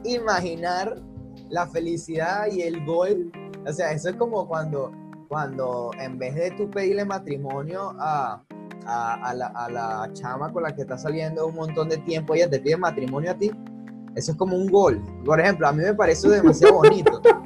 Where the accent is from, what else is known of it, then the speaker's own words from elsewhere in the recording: Venezuela; siendo eh, venezolano, estando en Venezuela